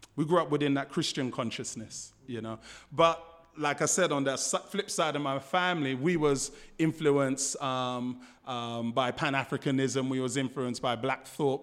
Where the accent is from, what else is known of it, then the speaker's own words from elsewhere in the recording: London, United Kingdom; moved away as an adult; now in Australia; I grew up in Fulham, um, just around the corner from Chelsea Football Ground.